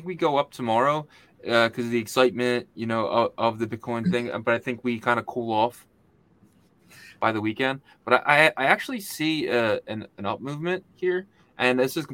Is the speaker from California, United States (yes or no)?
no; Philadelphia, Pennsylvania, United States; I'm from Philadelphia